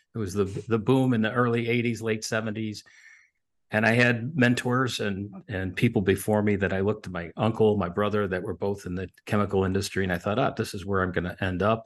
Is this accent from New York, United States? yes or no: yes; Buffalo, New York, United States; moved away; also born or lived in Williamsville, New York; I grew up in Buffalo, New York, actually in Buffalo and then in the suburbs